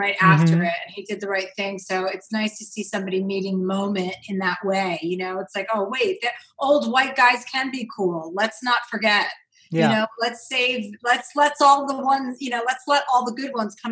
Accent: New Jersey, United States; I'm from New Jersey. I grew up with six kids.

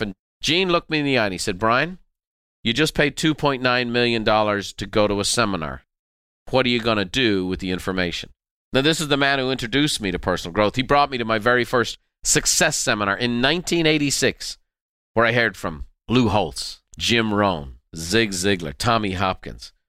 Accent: Ireland; moved away as an adult; now in United States; when we were growing up in Ireland

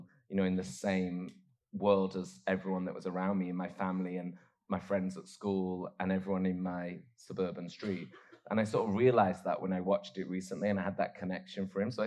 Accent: Oldham, North West England, United Kingdom; where I grew up in Oldham

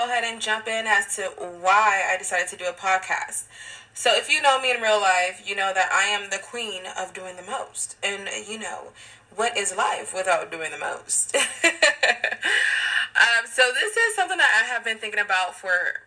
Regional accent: Long Beach, California, United States; now in Los Angeles, United States; I currently reside in Los Angeles, California, and I am from Long Beach, California.

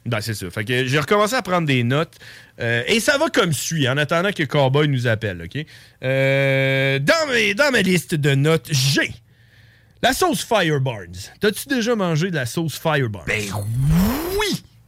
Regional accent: Neuville, Quebec, Canada; moved away; on vient de Neuville. Hein. On, on, a grandi là quand on était jeune.

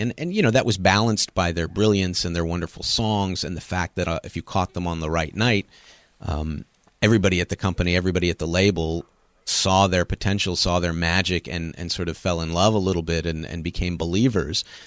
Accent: Los Angeles, California, United States; also born or lived in Chicago / Seattle; now in Memphis, United States; I grew up on the West Coast in Los Angeles

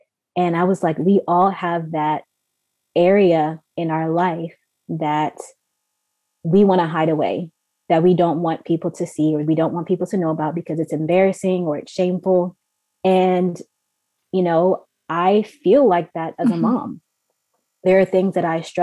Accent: Maryland, United States; moved away as an adult; also born or lived in Canada; we're born and raised in Maryland. We moved to Canada in 2015.

